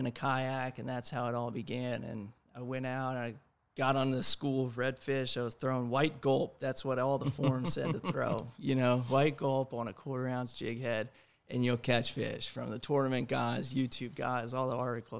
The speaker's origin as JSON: {"language": "English", "town": "Annapolis", "region": "Maryland", "country": "United States", "also_born_or_lived": "Maine", "moved": "as an adult", "lives_now": "Topsail Island, United States", "said": "I'm from Annapolis, Maryland"}